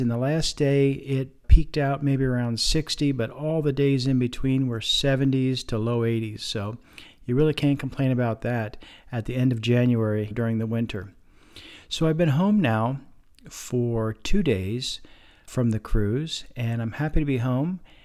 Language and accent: English; Lebanon County, Pennsylvania, United States; nearby my hometown, It's in Lebanon County, Pennsylvania